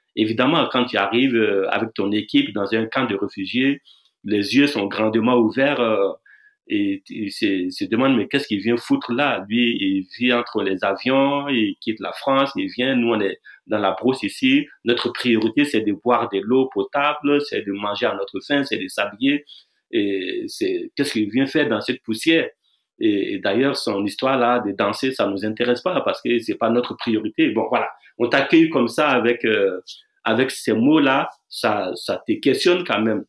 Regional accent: Burkina Faso; je viens du Burkina Faso

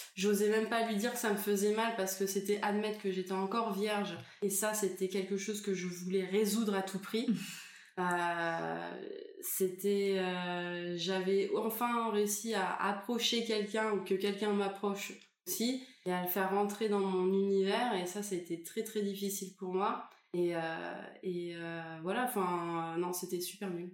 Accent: France; je suis française

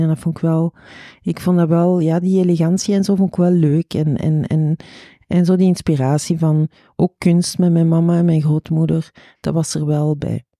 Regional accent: Chile; now in Belgium; ik ben oorspronkelijk van Chili

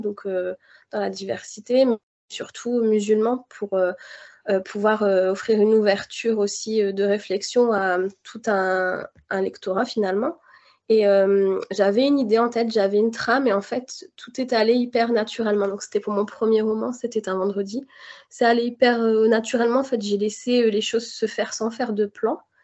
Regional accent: Béthune, Hauts-de-France, France; j'ai grandi, euh, à Béthune, dans le Nord-Pas-de-Calais

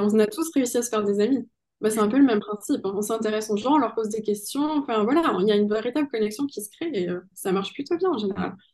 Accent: Pau, Nouvelle-Aquitaine, France; je suis née à Pau, donc euh, oui, c'est le pays

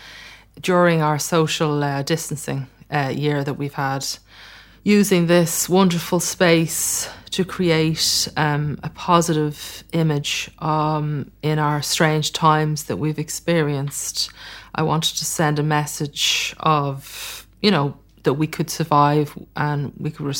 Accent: Ireland; I grew up in Ireland

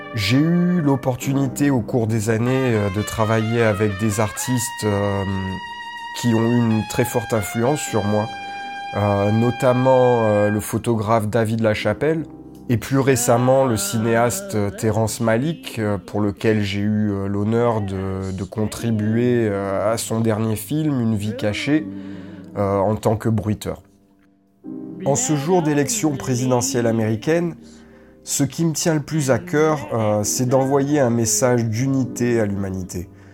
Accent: France; moved away as an adult; now in Atlanta, United States; Je suis française, je suis expatriée aux États-Unis depuis trois ans maintenant.

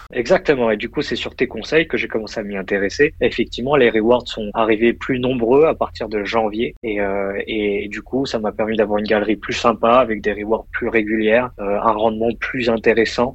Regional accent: France; moved away as an adult; also born or lived in United States; now in Luxembourg; je suis né en France

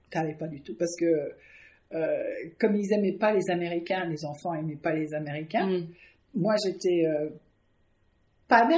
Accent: Villepreux, Île-de-France, France; accent: anglo-saxon; also born or lived in Canada; je parlais pas le français moi. Je parlais pas du tout. On est arrivé à Villepreux.

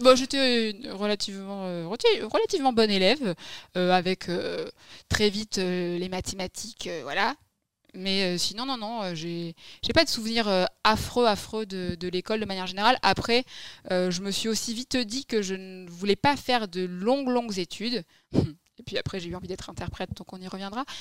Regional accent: Libourne, Nouvelle-Aquitaine, France; also born or lived in Massy; je suis très très vite arrivée dans ma région d'origine

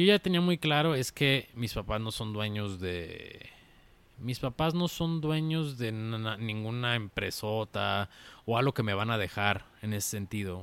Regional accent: Zapopan, Jalisco, Mexico; also born or lived in Guadalajara; nací en Guadalajara, pero prácticamente soy de Zapopan, soy zapopano

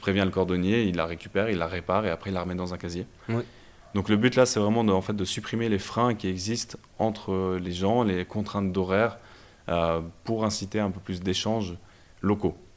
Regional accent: Brussels, Brussels-Capital Region, Belgium; moved away as an adult; also born or lived in Lausanne, Switzerland / Fribourg, Switzerland; now in Switzerland; je suis originaire de Bruxelles en Belgique. Donc j'ai grandi là-bas et euh, quand j'ai eu 18 ans, je suis venu en Suisse pour faire les études

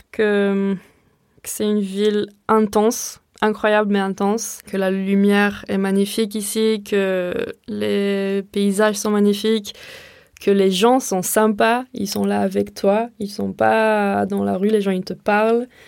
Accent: Israel; French is a second language; now in Marseille, France; de ce que j'ai vu so far et les endroits où j'ai pu vivre en dehors de ma ville natale en Israël, Marseille, c'est vraiment le lieu où je me sens le plus à la maison

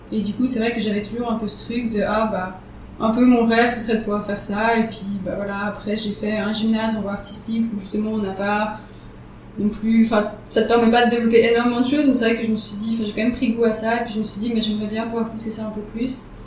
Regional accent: Nyon region, Vaud, Switzerland; moi du coup je viens de la région de Nyon.

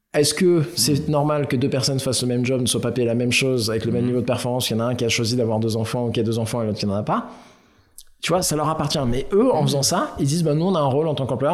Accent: Aix-en-Provence, Provence-Alpes-Côte d'Azur, France; now in Paris, France; j'ai grandi à Aix

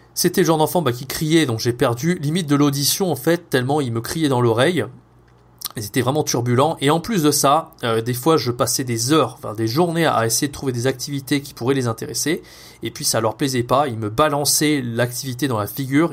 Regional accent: France; first language French; also born or lived in Montpellier; je suis rentré en France au moment du Covid

